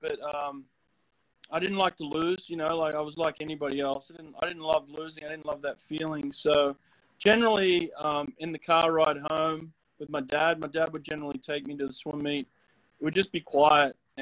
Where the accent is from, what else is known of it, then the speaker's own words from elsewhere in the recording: Sydney, New South Wales, Australia; I grew up in Maroubra in Sydney